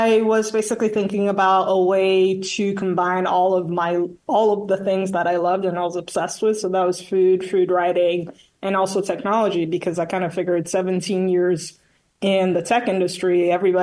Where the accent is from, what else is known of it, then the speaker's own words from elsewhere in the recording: Nigeria; now in Manhattan, United States; born and raised in Nigeria